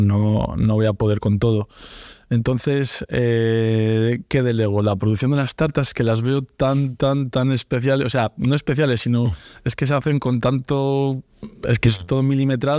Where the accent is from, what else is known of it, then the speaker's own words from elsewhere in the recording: Santander, Cantabria, Spain; soy un chico de Santander, voy a abrir un negocio igual que que el, que el suyo en mi ciudad